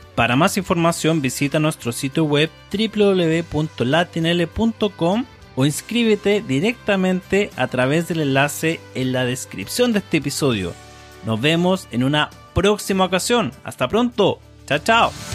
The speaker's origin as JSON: {"language": "Spanish", "country": "Chile", "said": "soy de Chile"}